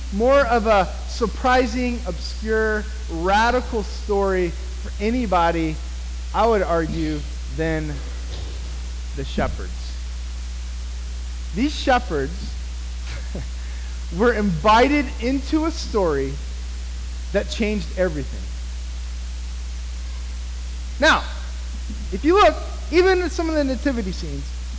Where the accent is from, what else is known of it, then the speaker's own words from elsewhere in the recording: United States; I love being an American